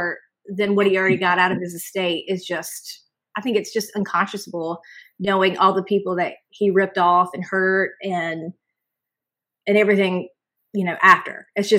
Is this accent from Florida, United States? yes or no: no; North Carolina, United States; moved away as an adult; now in Myrtle Beach, United States; I'm from North Carolina. So I'm a South Carolina transplant. I've been here for 16 years